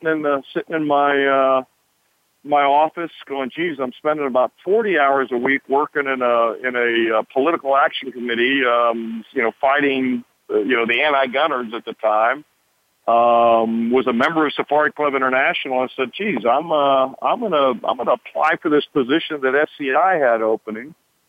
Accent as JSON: {"language": "English", "region": "California", "country": "United States", "tie": "born or raised there", "moved": "yes", "said": "I grew up in California."}